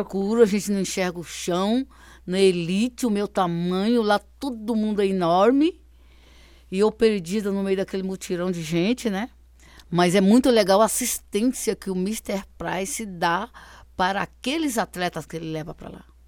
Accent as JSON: {"language": "Portuguese", "region": "Minas Gerais", "country": "Brazil", "tie": "born or raised there", "moved": "yes", "said": "Lá na minha terra, lá em Minas, era a cavalo, era a pé, vai para a escola, é a pé."}